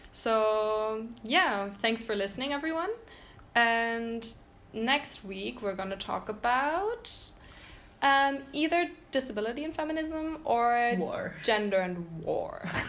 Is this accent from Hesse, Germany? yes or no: no; Berlin, Germany; I'm from Berlin